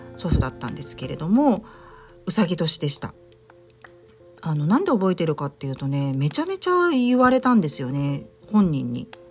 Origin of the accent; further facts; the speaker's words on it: Tokyo, Japan; 私もあの東京出身なんで